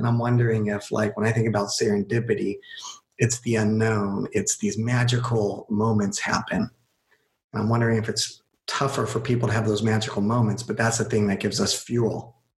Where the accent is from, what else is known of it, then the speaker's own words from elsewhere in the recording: California, United States; I am from California